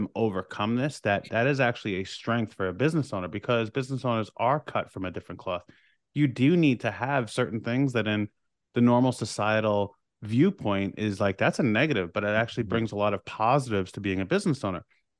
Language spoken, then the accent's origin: English; New York, United States; and we're both from Long Island, New York.